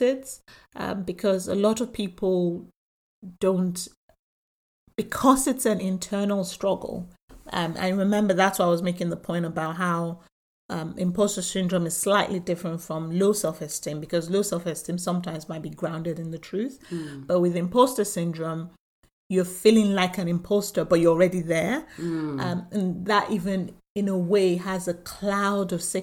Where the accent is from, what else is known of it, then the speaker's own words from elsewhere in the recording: Nigeria; now in United Kingdom; I'm, you know, from Nigeria, came into the UK